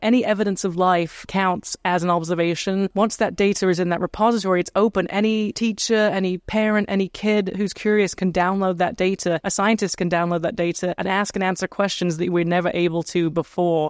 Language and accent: English; England, United Kingdom; now in Los Angeles, United States; as a kid, I grew up in England, in the countryside